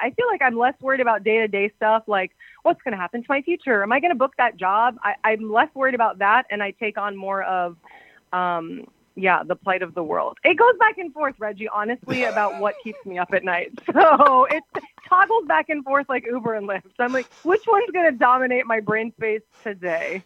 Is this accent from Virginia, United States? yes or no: yes; Arlington, Virginia, United States; I was born in Arlington, Virginia